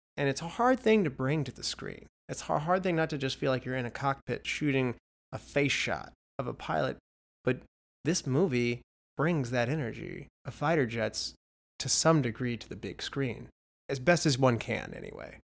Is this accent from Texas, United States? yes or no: no; West Virginia, United States; I'm from West Virginia